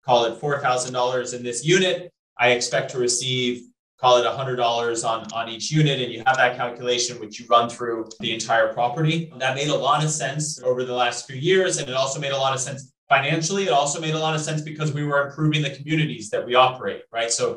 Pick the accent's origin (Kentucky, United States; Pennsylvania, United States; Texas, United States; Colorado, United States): Colorado, United States; moved away; I'm originally from Colorado